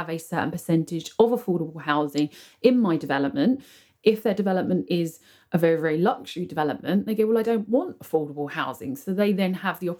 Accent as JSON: {"language": "English", "country": "United Kingdom", "said": "I live here, I'm British."}